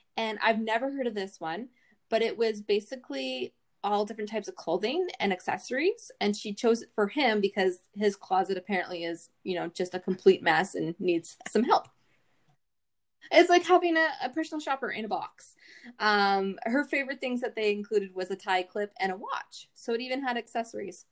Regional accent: Canada; we're Canadian

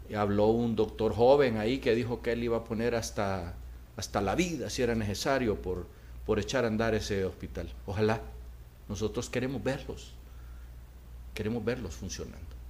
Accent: Honduras; nosotros los hondureños

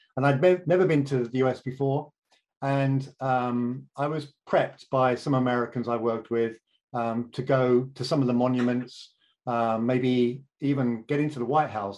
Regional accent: United Kingdom; accent: British; moved away as an adult; now in St. Paul, United States; my accent uh, has been stubbornly British for as long as we've known each other

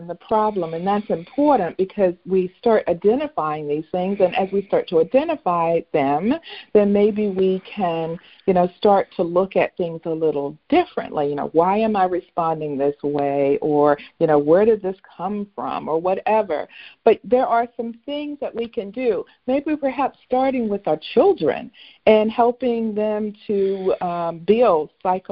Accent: North Carolina, United States; the area where I grew up in North Carolina

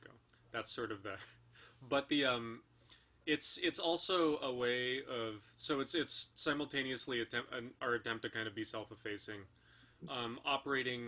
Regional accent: California, United States; I'm a dual citizen. I was born in California.

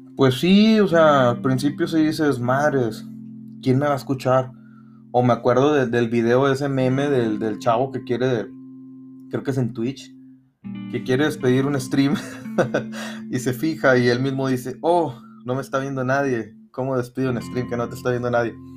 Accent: Matamoros, Tamaulipas, Mexico; aquí en Matamoros, de donde yo soy

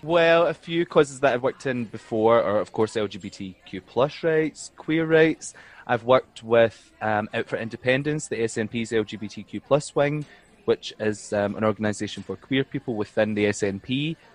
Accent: Fenwick, Scotland, United Kingdom; also born or lived in Glasgow / Rotterdam; I'm from East Ayrshire, like a little small town called Fenwick.

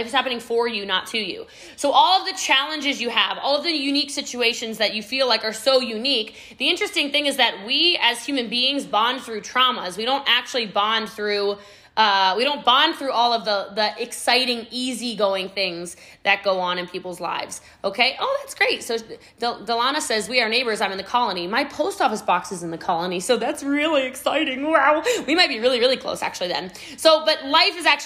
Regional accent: Middletown, Maryland, United States; now in Frisco, United States; I am from Middletown, Maryland, y'all. Okay. I live in Texas now. I live in Frisco, Texas

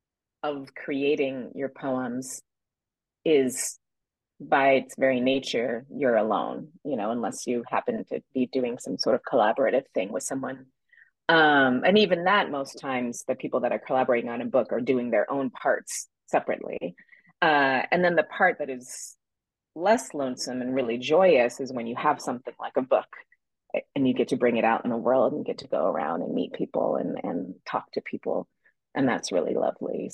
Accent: Santa Cruz, California, United States; born or raised there

